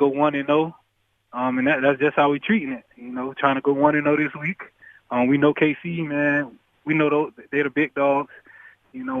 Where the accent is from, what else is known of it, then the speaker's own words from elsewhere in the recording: Florida, United States; moved away as an adult; now in Buffalo, United States; I'm from Florida, but I'm not from a big town. My town is just a lot of hardworking people.